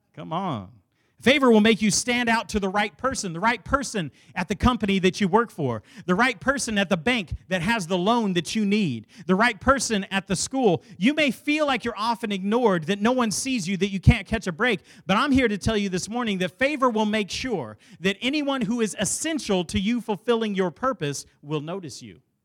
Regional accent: Dallas, Texas, United States; I grew up in South Oak Cliff, which is inner city Dallas

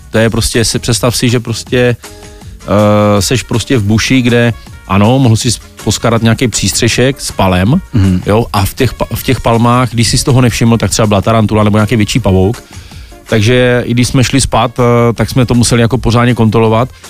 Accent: Brno, South Moravian Region, Czechia; já jsem Brňák

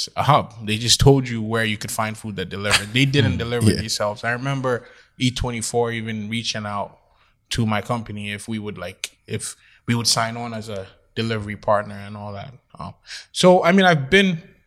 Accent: Ghana; moved away as an adult; also born or lived in Trenton, New Jersey / Pennsylvania; now in United States; At 3 months old, I was sent back to Ghana, West Africa.

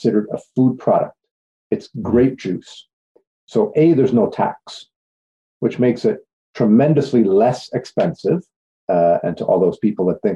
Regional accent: Cornwall, Ontario, Canada; I was born originally in Cornwall, Ontario, and at a fairly early age, I ended up working in a pub.

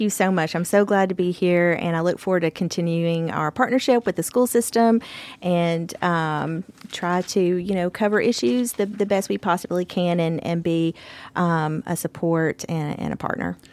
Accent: Bartlett, Tennessee, United States; moved away as an adult; now in Columbia, United States; I am a Tennessean, a native Tennessean. I am originally from Bartlett, Tennessee. Uh, it's a suburb of Memphis.

